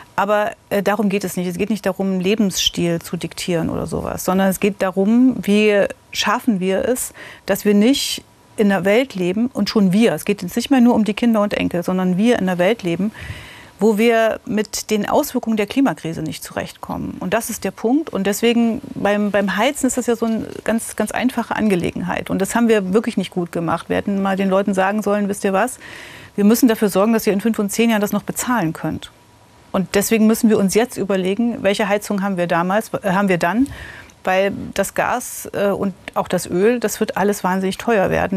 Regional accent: Gotha, Thuringia, Germany; also born or lived in Friedrichroda; ich bin in Gotha aufgewachsen.

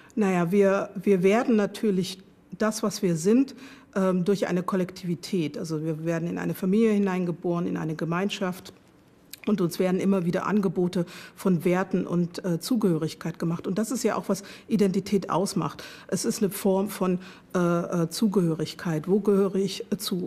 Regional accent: Germany; Ich bin in der DDR aufgewachsen, geboren, aufgewachsen äh, und habe dort meine Sozialisation erfahren

